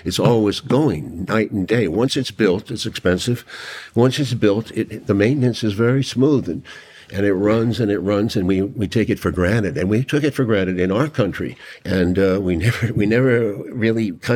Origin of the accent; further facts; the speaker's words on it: New York City, New York, United States; I was raised that way in New York City by my father